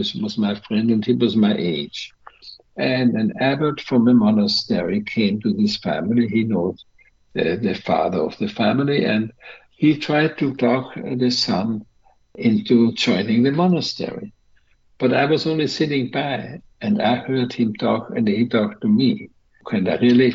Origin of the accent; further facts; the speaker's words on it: Vienna, Austria; moved away as an adult; now in California, United States; I was born in Vienna, and we lived at the time on the outskirts of Vienna, my family, my parents and my nine brothers and sisters.